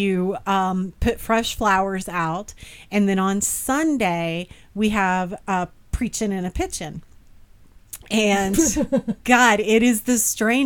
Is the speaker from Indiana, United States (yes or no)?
yes; Bedford, Indiana, United States; also born or lived in Terre Haute, Indiana; we moved back to my hometown of Bedford, which has fewer than 100 black people